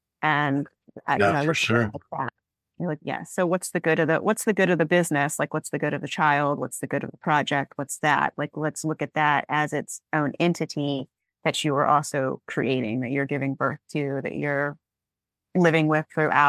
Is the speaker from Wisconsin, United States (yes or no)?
no; Alabama, United States; that was also my team when I grew up in Alabama, because it's just down the coast.